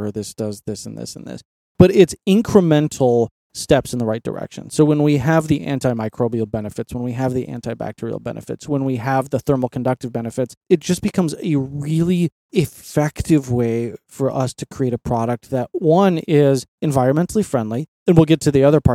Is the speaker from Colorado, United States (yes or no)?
yes; Colorado, United States; growing up in Colorado, my Uncle Bob and I would always go camping